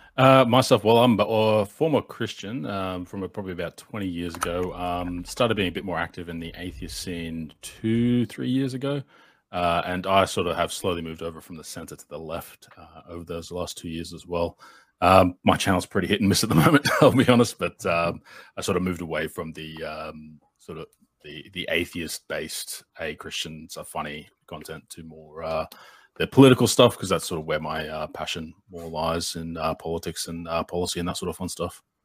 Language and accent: English; Australia; being the Australian in the room